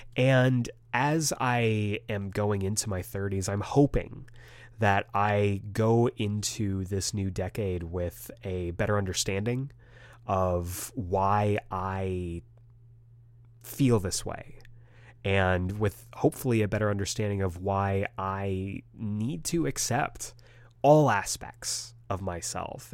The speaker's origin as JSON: {"language": "English", "country": "United States", "said": "I was very uh, ashamed of being Asian American when I was a kid"}